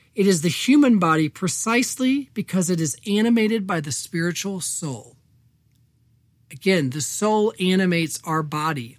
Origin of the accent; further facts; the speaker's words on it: Evansville, Indiana, United States; moved away; growing up on the West Side